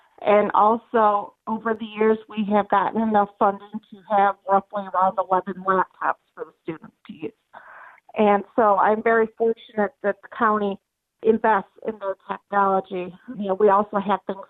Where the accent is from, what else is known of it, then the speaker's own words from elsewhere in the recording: Georgia, United States; I am from Georgia, and I am currently teaching special ed grades 2 through 5